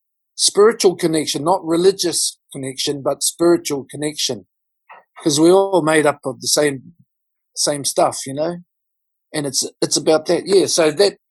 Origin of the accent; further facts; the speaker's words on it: Auckland, New Zealand; I'm coming from South Auckland. I live in South Auckland